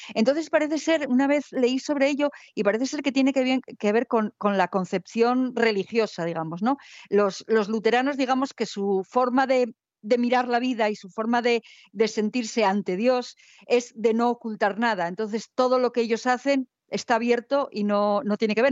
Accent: Spain

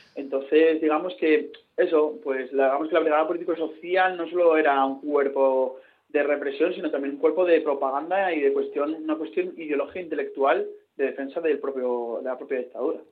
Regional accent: Avilés, Asturias, Spain; Asturias, que la tierra donde yo nací.

